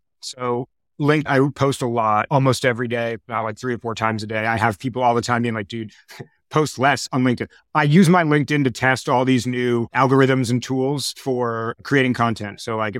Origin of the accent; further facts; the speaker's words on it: New York, United States; also born or lived in Boulder, Colorado; I grew up in New York. I've been in New York now a total of 21 or something years of my life.